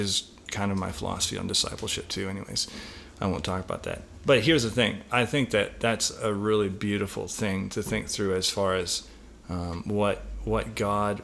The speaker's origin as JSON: {"language": "English", "region": "British Columbia", "country": "Canada", "tie": "born or raised there", "said": "Growing up in British Columbia, I walked a lot around wooded areas"}